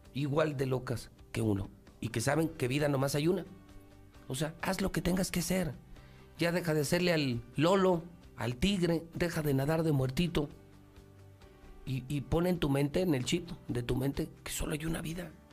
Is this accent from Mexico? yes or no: yes; Teocaltiche, Jalisco, Mexico; Soy, soy alteño, colorado, boca seca pero soy mexicano